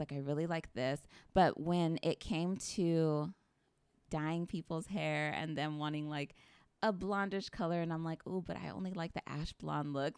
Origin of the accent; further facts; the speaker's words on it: Parlier, California, United States; grew up in Parlier my entire life